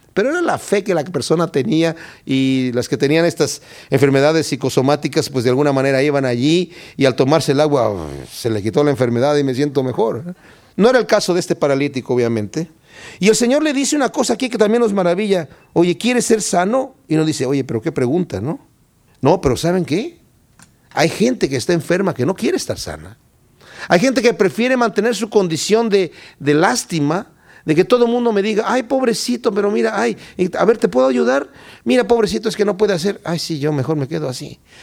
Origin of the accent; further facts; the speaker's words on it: Querétaro, Mexico; moved away; Yo soy de Querétaro, México